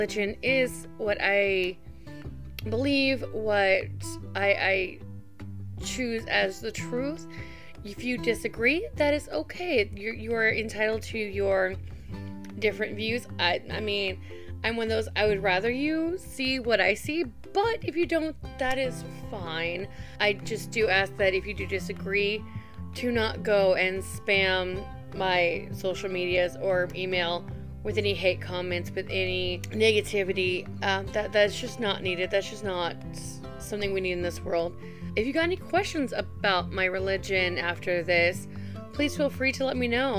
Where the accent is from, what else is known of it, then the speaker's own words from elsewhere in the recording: Indiana, United States; I grew up Baptist in Indiana all my life